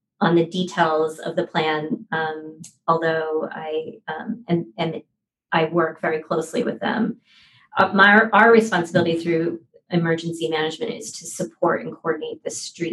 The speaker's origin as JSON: {"language": "English", "town": "Philadelphia", "region": "Pennsylvania", "country": "United States", "moved": "yes", "lives_now": "San Francisco, United States", "said": "I'm from Philadelphia, and my first concert was the …."}